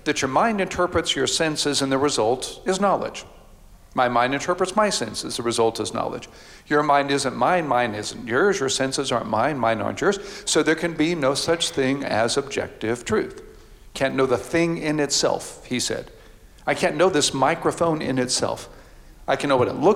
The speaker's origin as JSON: {"language": "English", "town": "Houston", "region": "Texas", "country": "United States", "tie": "born or raised there", "said": "I grew up in Houston, Texas"}